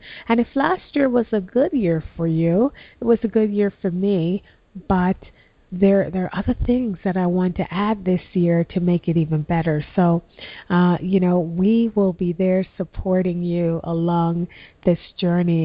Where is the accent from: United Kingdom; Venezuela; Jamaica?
Jamaica; moved away; when I was a little girl growing up in Jamaica